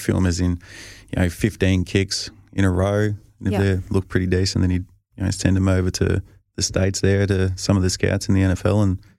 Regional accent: Australia; And you know, I think being Australian, you sort of can't really throw your buddies under the bus.

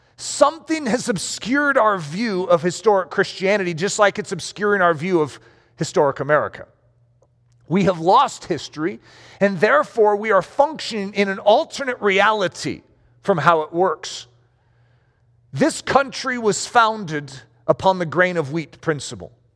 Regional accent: United States; I'm an American

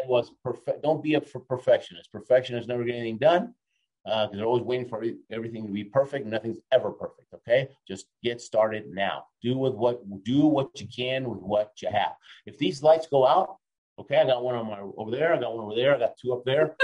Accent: Argentina; moved away; also born or lived in Houston, Texas, United States; I was born in Argentina, came to the state, I'm an immigrant, right? I, I lived in Houston, Texas.

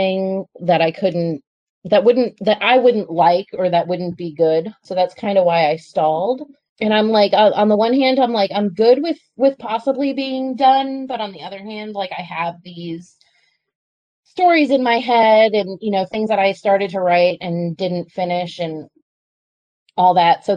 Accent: Long Island, New York, United States; moved away as an adult; now in South Carolina, United States; I was born and raised in Long Island in New York and moved to South Carolina in 2002

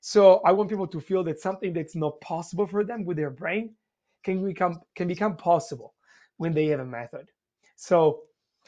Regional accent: Italy; English is a second language; now in United States; since you asked me where I'm from, so I'm from Italy.

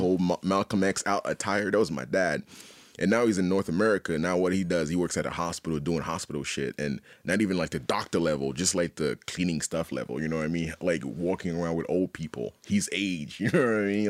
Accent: Haiti; also born or lived in Montreal, Canada; now in Halifax, Canada; I was born and raised in Haiti

